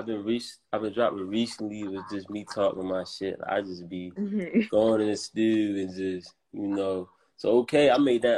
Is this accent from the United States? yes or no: yes; Baltimore, Maryland, United States; growing up in Baltimore, when you from here